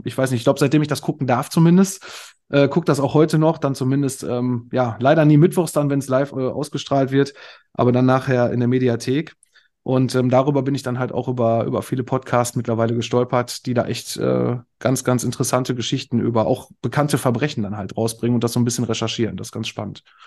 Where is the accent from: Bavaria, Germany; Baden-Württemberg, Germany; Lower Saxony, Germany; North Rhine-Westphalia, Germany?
North Rhine-Westphalia, Germany; Moers; also born or lived in Kamp-Lintfort; ich komme aus Mörs, das ist quasi direkt der Nachbarort hier